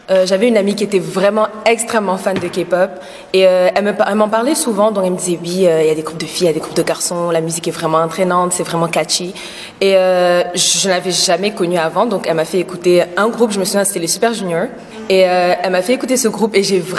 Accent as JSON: {"language": "French", "region": "Dakar", "country": "Senegal"}